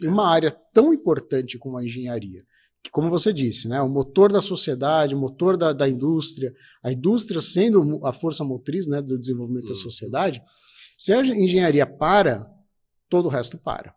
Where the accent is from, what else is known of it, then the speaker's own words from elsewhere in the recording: Ribeirão Preto, São Paulo, Brazil; moved away as an adult; now in Campinas, Brazil; eu sou de Ribeirão Preto, né, do interior de São Paulo. É, vim, vim de Ribeirão Preto em 2002 aqui para Campinas